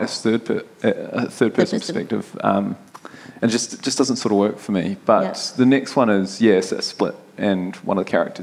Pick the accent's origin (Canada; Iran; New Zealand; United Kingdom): New Zealand; As a Kiwi